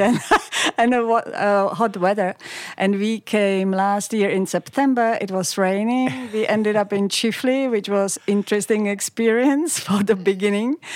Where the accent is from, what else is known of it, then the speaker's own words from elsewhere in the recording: Pilsen, Plzeň Region, Czechia; moved away as an adult; now in Australia; I grew up in, uh, Pilsen, which is a city close to the West German